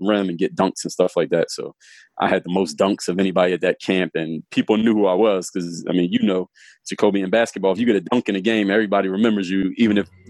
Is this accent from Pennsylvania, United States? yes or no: yes; Philadelphia, Pennsylvania, United States; moved away as an adult; I'm from Philly, born and raised in Philly